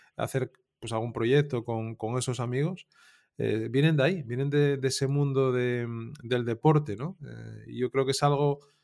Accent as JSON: {"language": "Spanish", "town": "Piedras Blancas", "region": "Asturias", "country": "Spain", "tie": "born or raised there", "also_born_or_lived": "Avilés / Navia", "said": "yo nací en Avilés y me crié en, Piedras Blancas"}